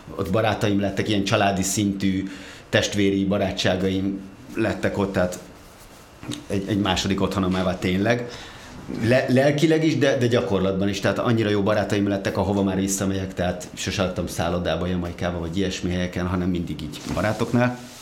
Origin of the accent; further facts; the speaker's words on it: Gödöllő, Pest, Hungary; moved away as an adult; also born or lived in Budapest; egy Gödölön nőttem fel, Budapestre költöztem